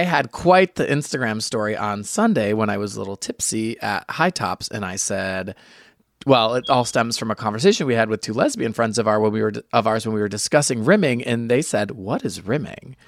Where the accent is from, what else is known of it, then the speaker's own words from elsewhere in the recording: near Michigan International Speedway, United States; people from my hometown, because we were so close to Michigan International Speedway